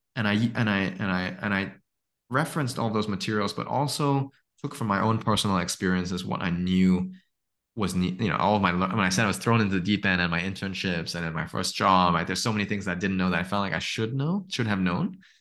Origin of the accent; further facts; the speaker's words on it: Hong Kong; also born or lived in Stanford; now in Singapore; I grew up in Hong Kong